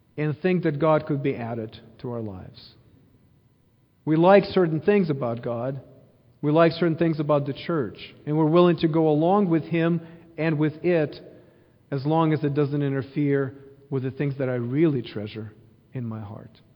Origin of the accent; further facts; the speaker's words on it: Ukraine; now in Missouri, United States; I grew up in Ukraine, born and raised there